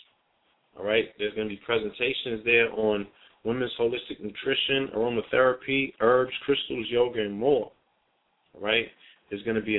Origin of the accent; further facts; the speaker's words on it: New York City, New York, United States; I used to stay in the Bronx. I was born in the Bronx